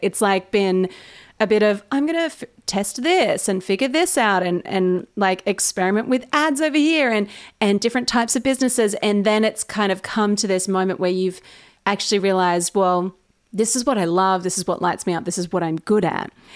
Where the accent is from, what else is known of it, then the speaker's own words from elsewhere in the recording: Australia; accent: Australian; I sound so Australian